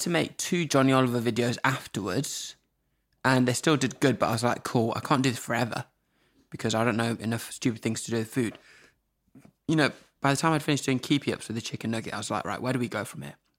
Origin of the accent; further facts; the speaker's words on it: Norwich, East of England, United Kingdom; moved away as an adult; also born or lived in Zimbabwe; I've grown up in this village where there's no one around